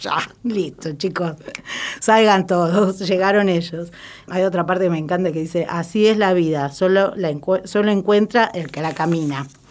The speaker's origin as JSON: {"language": "Spanish", "town": "Lanús", "region": "Buenos Aires Province", "country": "Argentina", "tie": "born or raised there", "said": "soy nacida y criada en Lanús"}